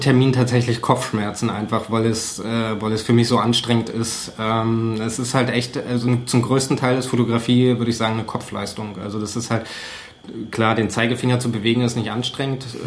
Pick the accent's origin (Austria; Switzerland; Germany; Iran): Germany; Cottbus, Brandenburg; ich komme aus Cottbus. ich bin 1984 geboren